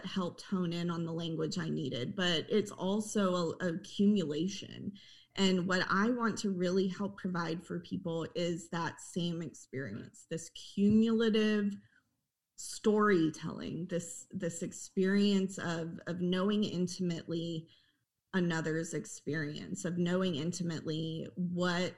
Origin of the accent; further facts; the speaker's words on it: Oklahoma, United States; And I grew up in Oklahoma. I'm an Oklahoma native.